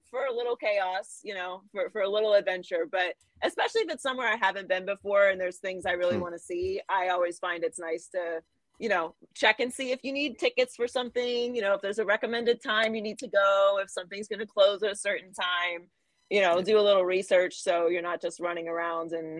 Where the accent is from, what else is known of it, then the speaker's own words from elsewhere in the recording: Pittsburgh, Pennsylvania, United States; moved away; I was born and raised in Pittsburgh